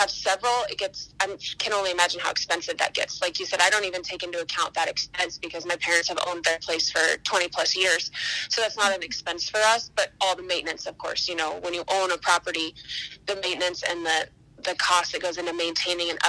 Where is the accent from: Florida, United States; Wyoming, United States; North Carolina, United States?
Wyoming, United States; Gillette; also born or lived in Fort Collins, Colorado; I was born and raised in Gillette, Wyoming